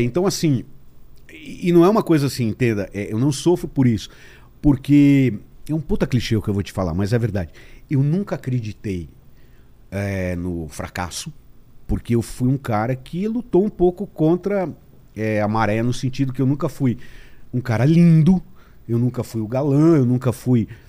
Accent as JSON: {"language": "Portuguese", "region": "São Paulo", "country": "Brazil", "tie": "born or raised there", "said": "nasci em São Paulo"}